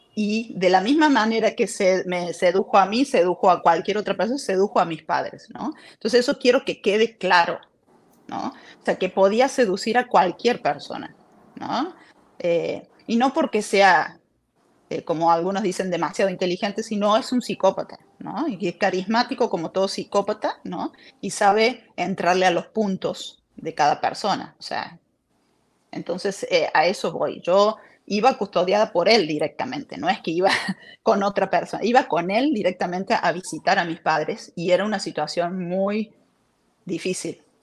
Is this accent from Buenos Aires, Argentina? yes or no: no; Córdoba, Argentina; yo nací en Argentina, en Córdoba. Eh, yo siempre estudié baile, danza y eh, estaba trabajando en un programa de televisión a los 14 años